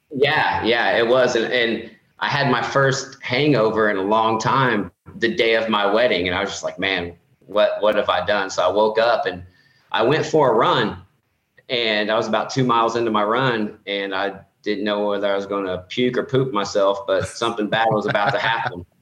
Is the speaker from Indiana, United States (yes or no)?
yes; Indiana, United States; I'm from Indiana.